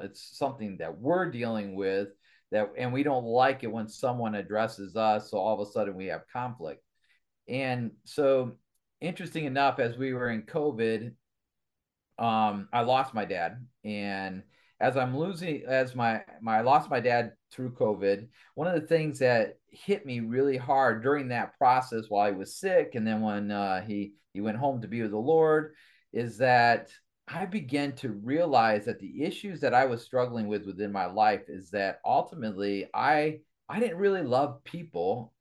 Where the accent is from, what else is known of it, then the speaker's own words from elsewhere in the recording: Kalamazoo, Michigan, United States; moved away as an adult; also born or lived in Sturgis, Michigan / Allegan, Michigan; grew up in the Kalamazoo area